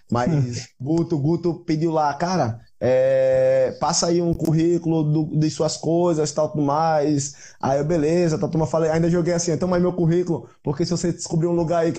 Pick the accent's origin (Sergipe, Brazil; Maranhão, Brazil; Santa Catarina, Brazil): Sergipe, Brazil; Aracaju; Eu sou da Aracaju. Aracaju ou Sergipe? Aracaju capital, é Sergipe capital, no caso, né?